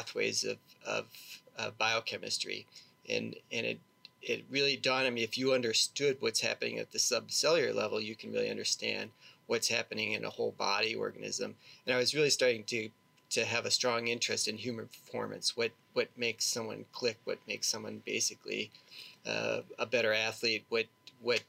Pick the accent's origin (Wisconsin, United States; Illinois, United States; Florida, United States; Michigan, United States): Wisconsin, United States; Milwaukee; I grew up in suburb of Milwaukee, Wisconsin